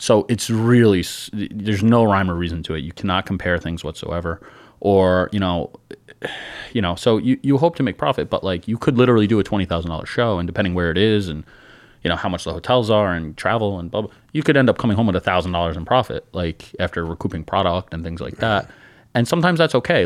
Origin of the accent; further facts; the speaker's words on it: New York, United States; we're from New York